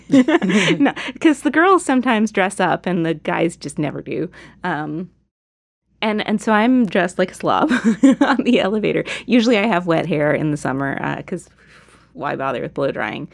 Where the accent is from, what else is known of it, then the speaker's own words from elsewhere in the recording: United States; a progressive American